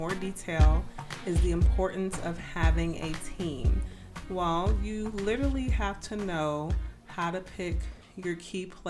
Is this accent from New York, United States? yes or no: no; Boston, Massachusetts, United States; I was raised in Boston